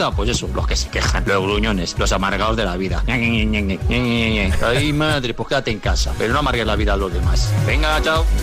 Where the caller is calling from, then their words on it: Madrid, Community of Madrid, Spain; de Madrid.